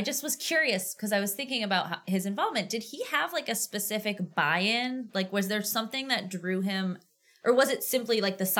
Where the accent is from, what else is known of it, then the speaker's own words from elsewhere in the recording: Auburn, Massachusetts, United States; I grew up in Auburn